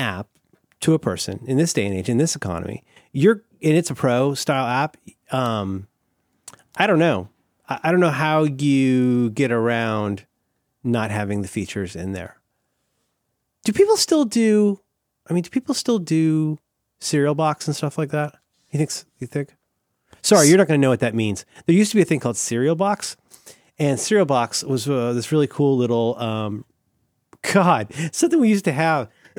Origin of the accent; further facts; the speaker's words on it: Florida, United States; But I am from Florida, so I'm always willing to speculate.